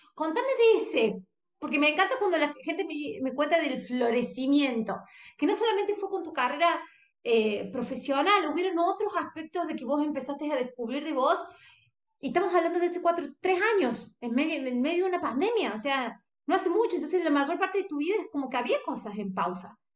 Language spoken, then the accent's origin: Spanish; Argentina; yo soy argentina